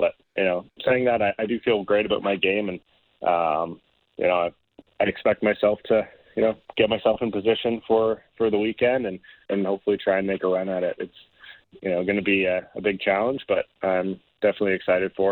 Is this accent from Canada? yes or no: yes; Canada; being a Canadian